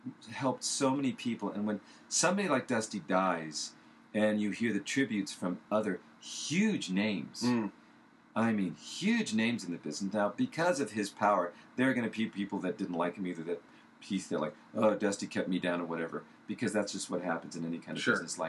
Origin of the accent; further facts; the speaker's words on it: California, United States; moved away; I'm from California